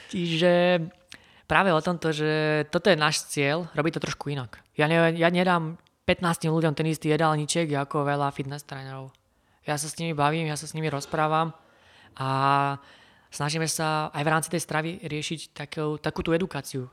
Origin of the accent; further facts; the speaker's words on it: Kysuce, Žilina Region, Slovakia; Som z Kisúza